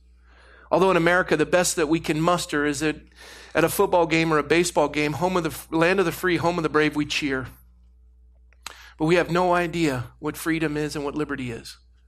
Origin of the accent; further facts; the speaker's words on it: United States; I'm an American. I'm a Christian. I'm an American.